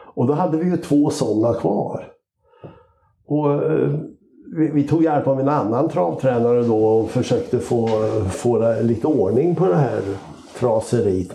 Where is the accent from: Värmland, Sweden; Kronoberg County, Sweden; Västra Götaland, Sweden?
Värmland, Sweden; Karlskoga; moved away as an adult; now in Lindesberg, Sweden; Jag är ju räknar mig som värmlänning som flyttade till Lindesberg då 1977